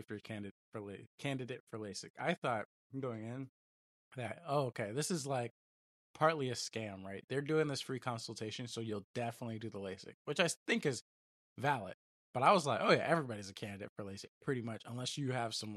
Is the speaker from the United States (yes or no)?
yes; Griffin, Georgia, United States; moved away; We live in Griffin, Georgia